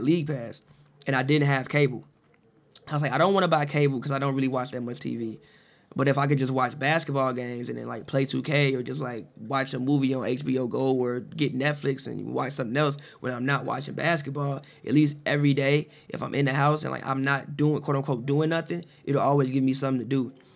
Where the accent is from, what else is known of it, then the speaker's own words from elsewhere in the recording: Chicago, Illinois, United States; moved away; I'm from Chicago, you know, grew up in the '90s